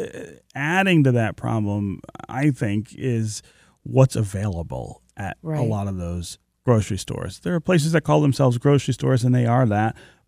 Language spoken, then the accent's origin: English; Detroit, Michigan, United States; born there; a project that I started in the neighborhood where I was born near Livernois and Grand River in the home that my family lived in when I was born.